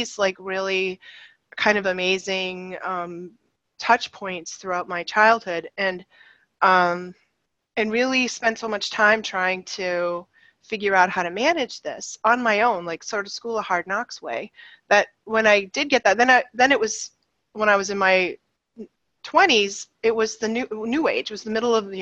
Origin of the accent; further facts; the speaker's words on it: right outside Boston, Massachusetts, United States; I grew up in right outside Boston in the 60s and 70s